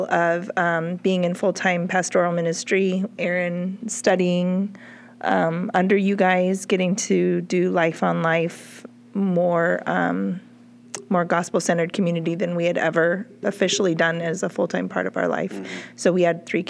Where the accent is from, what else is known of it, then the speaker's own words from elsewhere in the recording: San Diego, California, United States; moved away as an adult; also born or lived in Norcross, Georgia / Burkina Faso; now in Montana, United States; we were born and raised in Southern California